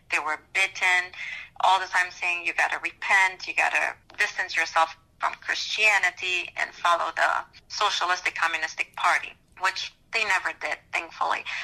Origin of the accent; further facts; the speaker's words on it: Romania; moved away as an adult; now in Ohio, United States; I moved here about 16 years ago in uh, U.S. I was born in Romania. Back then, it was under communism.